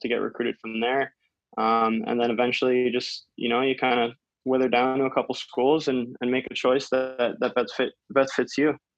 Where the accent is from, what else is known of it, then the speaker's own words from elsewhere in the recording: Maple, Ontario, Canada; I grew up in Maple uh, my entire life, and I'm still living there now.